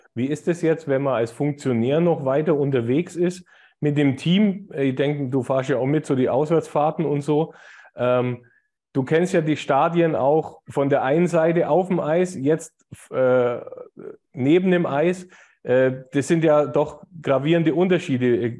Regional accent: Augsburg, Bavaria, Germany; wir sind ja aus Augsburg

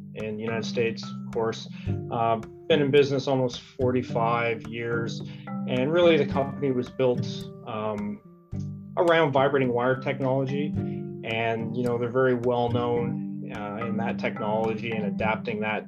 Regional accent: Fredericton, New Brunswick, Canada; I grew up in Fredericton, New Brunswick here, born and raised locally

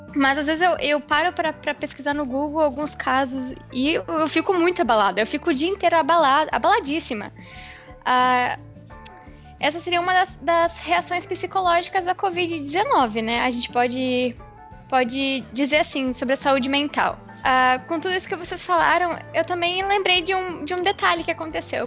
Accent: Uruguaiana, Rio Grande do Sul, Brazil; eu moro com os meus pais em Uruguaiana, né? eu sou de, de Uruguaiana

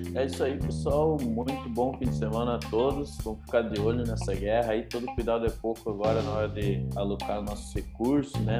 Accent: Brazil; a gente, enquanto brasileiros

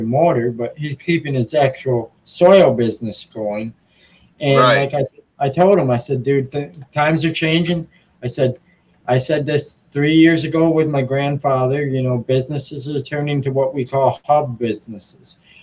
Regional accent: Muskegon, Michigan, United States; in Muskegon, my hometown, where I'm based from

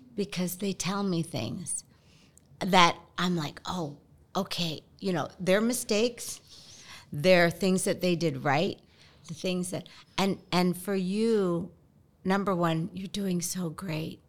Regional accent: Philippines; I'm Filipino

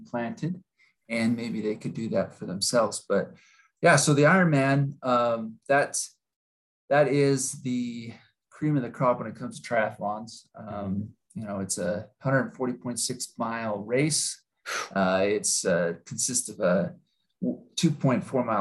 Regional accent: Utah, United States; I was born and raised in Utah

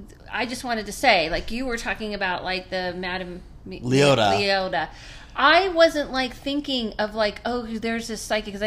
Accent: Southern California, United States; I grew up in Southern California

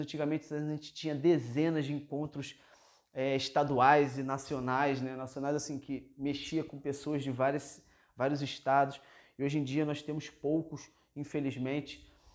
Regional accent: Rio de Janeiro, Brazil; Eu que sou da cidade grande, por exemplo, sou aqui da cidade do Rio de Janeiro

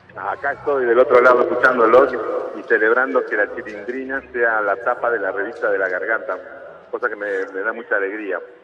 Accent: Cusco, Peru; also born or lived in La Plata, Argentina; now in Argentina; yo nací en La Plata y me crié en Cusco, en Perú. A los tres años estaba viviendo en Cusco.

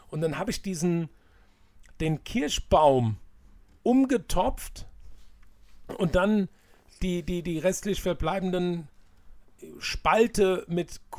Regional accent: Hanau, Hesse, Germany; ich bin ja in der Hanauer Innenstadt groß geworden, für all die, die das nicht wissen.

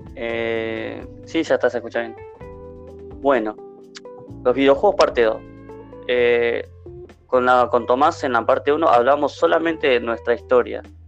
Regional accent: Santa Fe, Argentina; soy de Argentina, de, Santa Fe

